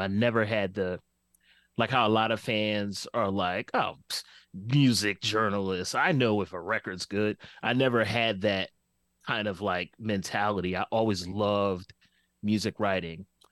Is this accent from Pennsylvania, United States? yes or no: yes; Philadelphia, Pennsylvania, United States; growing up in West Oak Lane, I had a very fun childhood, uh, but it was, it was also Philly in the eighties